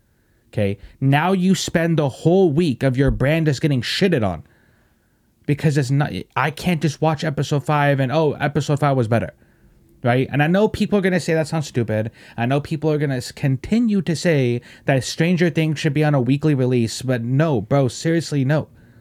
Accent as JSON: {"language": "English", "region": "England", "country": "United Kingdom", "said": "I shouldn't have to tell you I'm from England."}